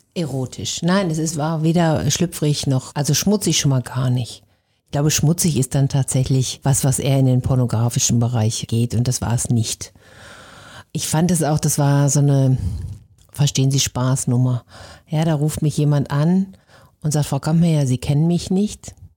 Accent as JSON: {"language": "German", "town": "Benteler", "region": "North Rhine-Westphalia", "country": "Germany", "moved": "yes", "lives_now": "Hamburg, Germany", "said": "Ich bin ja Ostwestfälin"}